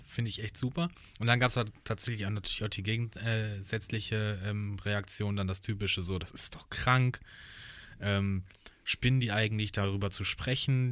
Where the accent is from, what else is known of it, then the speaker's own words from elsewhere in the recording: Hochschwarzwald, Baden-Württemberg, Germany; ich bin ja praktisch im Hochschwarzwald groß geworden